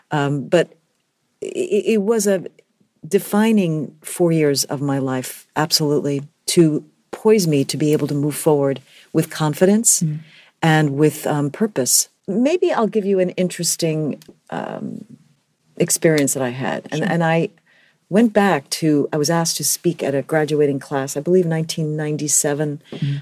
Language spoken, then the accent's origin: English; New York City, New York, United States; I am from the Bronx, mm-hmm. grew up in the Bronx, educated completely in the Bronx, and I still live in New York City